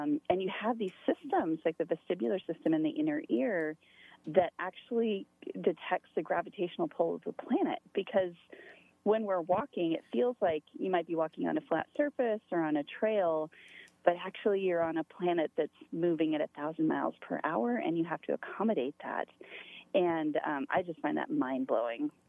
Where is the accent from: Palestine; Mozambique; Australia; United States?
United States; Montana; moved away as an adult; also born or lived in upstate New York; I'm originally from Montana, but my kids were both born in slightly upstate New York.